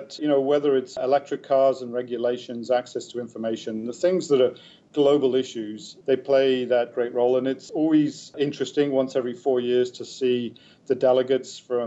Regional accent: United Kingdom; moved away as an adult; now in Canada; as a British expat, even though I've been in Canada for decades

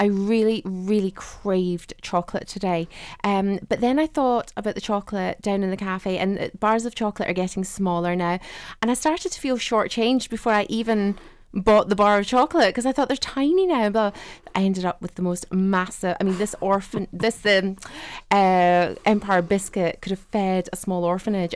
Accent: Ireland; I grew up in Southern Ireland

